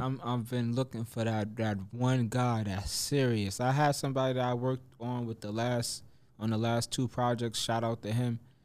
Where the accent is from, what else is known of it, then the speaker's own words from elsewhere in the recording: Mount Vernon, New York, United States; moved away as an adult; also born or lived in Yonkers, New York; now in Atlanta, United States; I grew up in Mount Vernon